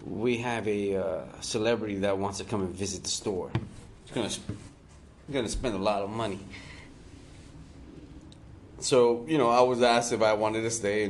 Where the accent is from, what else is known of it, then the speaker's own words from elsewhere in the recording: Hialeah, Florida, United States; I'm from Miami. I'm from Hialeah, born and raised